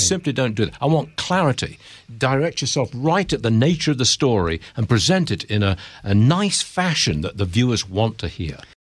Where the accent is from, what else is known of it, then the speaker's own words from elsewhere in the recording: Derby, East Midlands, United Kingdom; accent: English; moved away as an adult; also born or lived in Hong Kong / San Francisco; now in United States; Born and raised in Derby, that's a town in the Midlands of England